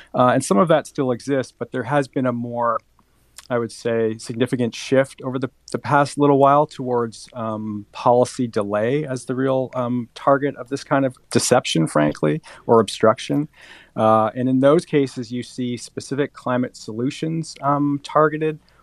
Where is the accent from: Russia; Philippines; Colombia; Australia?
Colombia; moved away; I was born in Colombia.